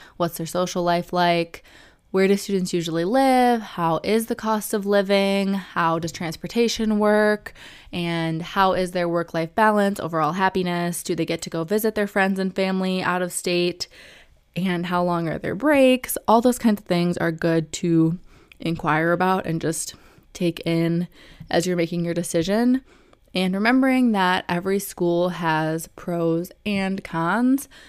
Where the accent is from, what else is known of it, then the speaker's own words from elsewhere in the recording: Michigan, United States; I picked U of M because I'm from Michigan, so it was in state tuition